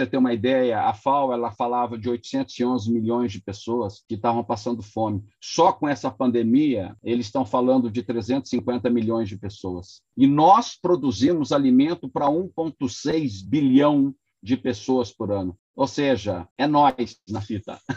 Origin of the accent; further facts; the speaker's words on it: Paraná, Brazil; Eu tenho certeza que, absoluta, que eu, como um bom pé vermelho.